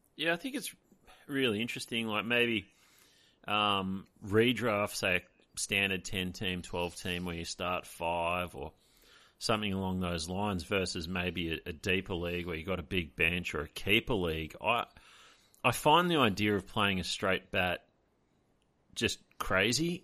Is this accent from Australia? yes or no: yes; Australia